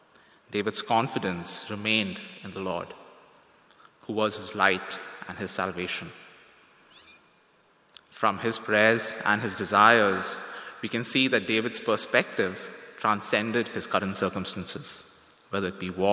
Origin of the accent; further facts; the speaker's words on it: India; moved away as an adult; now in Toronto, Canada; Now, when I came to Toronto from India almost 4 years ago to study here at Tyndale